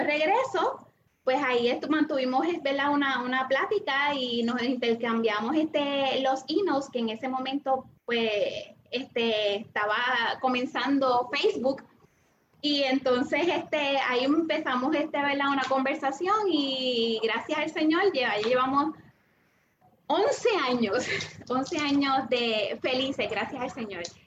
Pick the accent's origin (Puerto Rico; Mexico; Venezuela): Puerto Rico; Trujillo Alto; also born or lived in Santurce, Puerto Rico; yo nací en Santurce, ¿verdad? Pero me eh, crecí y me, y, me crié en el barrio La Gloria de Trujillo Alto